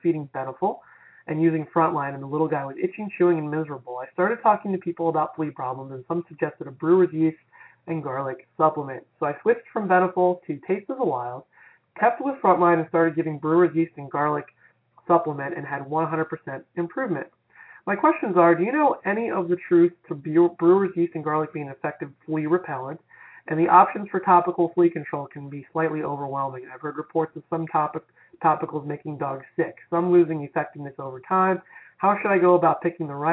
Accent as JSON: {"language": "English", "region": "Florida", "country": "United States", "said": "my home state of Florida"}